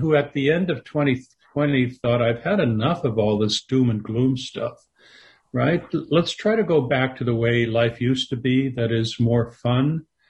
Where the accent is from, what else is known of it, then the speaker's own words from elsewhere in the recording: Canada; because I grew up in Canada. I lived there for most of my life.